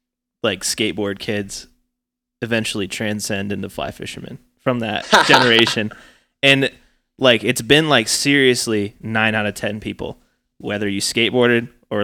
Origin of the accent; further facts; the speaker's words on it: North Idaho, United States; I'm from North Idaho